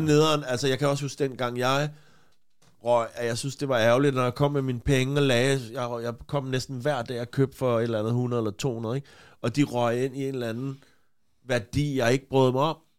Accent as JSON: {"language": "Danish", "town": "Copenhagen", "region": "Capital Region of Denmark", "country": "Denmark", "tie": "born or raised there", "said": "jeg voksede op på Christianshavn"}